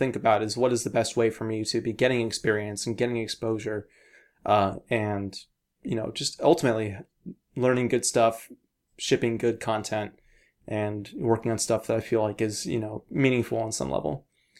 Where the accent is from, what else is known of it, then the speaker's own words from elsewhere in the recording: Pacific Northwest, United States; So I noticed a lot of my friends growing up in the Northwest moved away for college or after college, but always wound their way back.